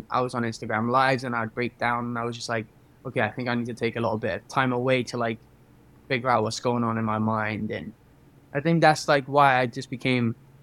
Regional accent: Cardiff, Wales, United Kingdom; now in Los Angeles, United States; I am from Cardiff in Wales, currently living in Los Angeles as a singer

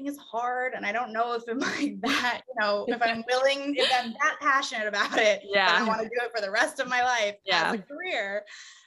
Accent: Indiana, United States; moved away as an adult; now in Los Angeles, United States; I am from Indiana.

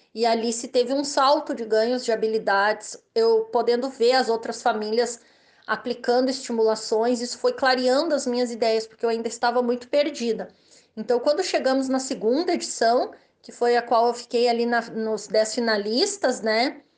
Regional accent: Rio Grande do Sul, Brazil; eu sou gaúcha

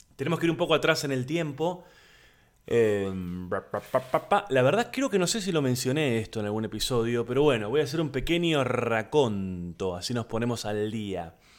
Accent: Buenos Aires, Argentina; soy de Buenos Aires, Argentina, comediante, actor

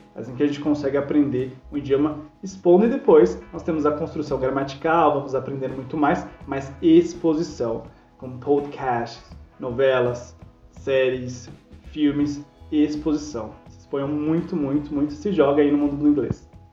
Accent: Brazil; nós não somos nativos somos brasileiros

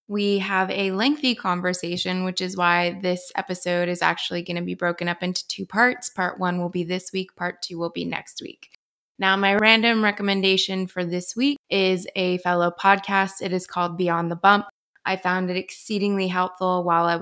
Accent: Montreal, Quebec, Canada; moved away; I'm originally from Montreal, Canada

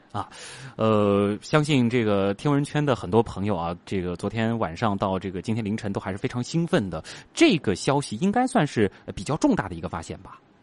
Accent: China; 我们中国人

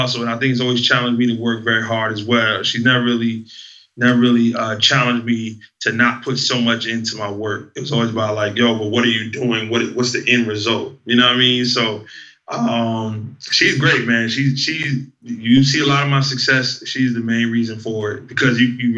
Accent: New Jersey, United States; growing up in Jersey, where I'm a kid hearing about the birth of hip-hop

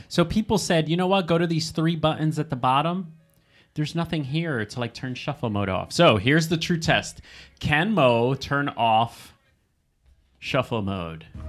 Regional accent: New Jersey, United States; We are from New Jersey

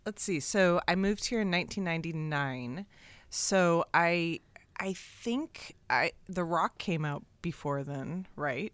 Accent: Kansas City, Missouri, United States; now in San Francisco, United States; I grew up in Kansas City

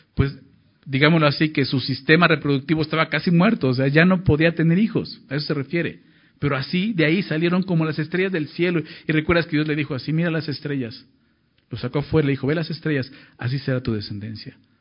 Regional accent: Mexico; Somos mexicanos

